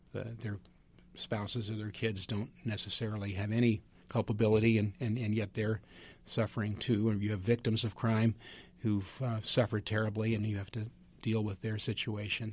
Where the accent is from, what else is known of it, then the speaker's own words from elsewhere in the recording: Northern California, United States; I'm from Northern California